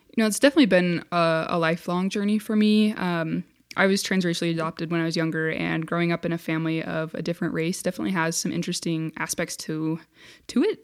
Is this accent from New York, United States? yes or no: no; Centerville, Utah, United States; I grew up in Centerville, Utah, which is a, a little tiny town